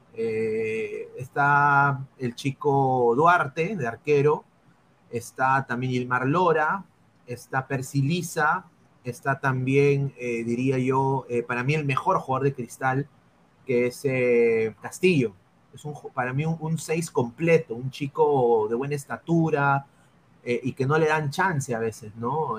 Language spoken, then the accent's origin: Spanish; Peru; now in United States; a mi, país, ¿no? O sea, donde yo nací, que es el Perú